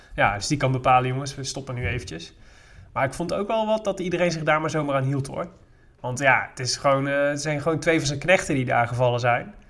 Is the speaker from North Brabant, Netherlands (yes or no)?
yes; Made, North Brabant, Netherlands; also born or lived in Breda; Wel mijn opgroeiplaats